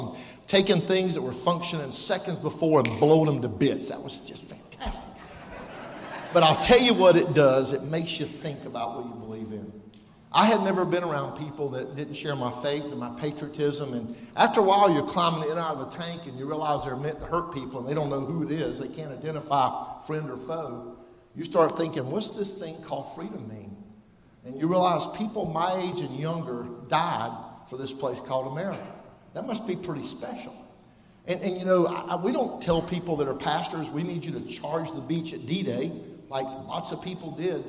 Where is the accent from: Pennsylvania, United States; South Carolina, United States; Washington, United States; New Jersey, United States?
South Carolina, United States; Prosperity; I grew up there in Prosperity.